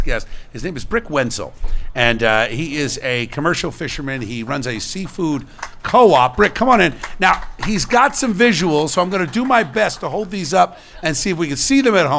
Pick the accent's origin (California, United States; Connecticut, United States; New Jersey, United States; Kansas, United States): New Jersey, United States; Camden; born there; I was born in Camden, Lady of Lourdes Hospital in Camden, New Jersey.